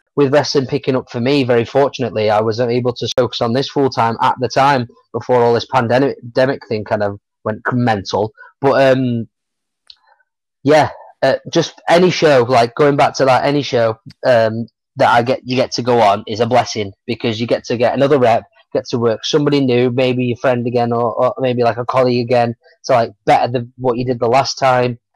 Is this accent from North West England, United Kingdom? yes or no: yes; Stockport, North West England, United Kingdom; there's a couple of places in Stockport, like my hometown, where I've got to wrestle